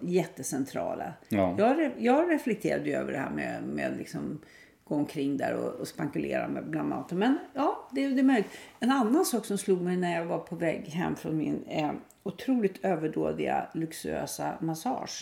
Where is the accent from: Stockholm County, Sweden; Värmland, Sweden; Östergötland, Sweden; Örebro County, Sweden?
Stockholm County, Sweden; Stockholm; när jag var barn i Stockholm